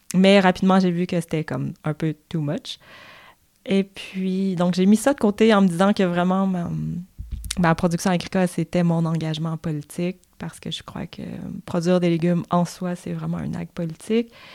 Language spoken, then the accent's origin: French; Montreal, Quebec, Canada; je suis née à Montréal, donc euh, la grande ville, un peu impersonnelle